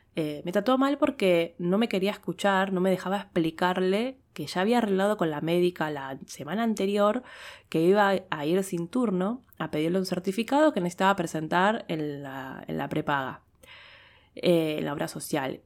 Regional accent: Argentina

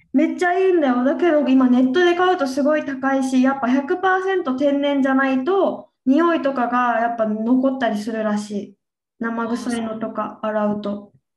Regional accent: Okinawa, Japan; 私地元沖縄さねで沖縄ってヘチマを食べるから

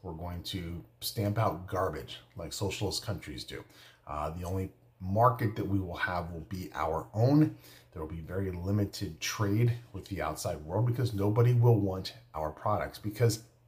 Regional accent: United States; I'm an American

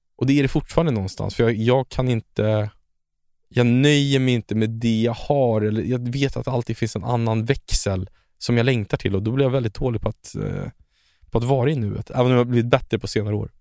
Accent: Stockholm, Stockholm County, Sweden; also born or lived in Chile; jag växte upp i äh, Stockholms fattigaste mm. område.

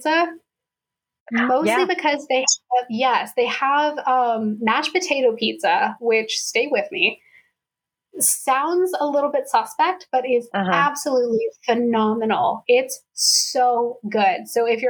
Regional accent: Colorado, United States; now in East Coast, United States; Growing up in Colorado

